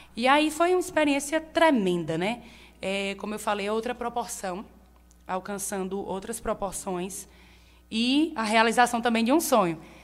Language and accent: Portuguese; Monteiro, Paraíba, Brazil; moved away as an adult; also born or lived in Recife; Nasci e me criei aqui em Monteiro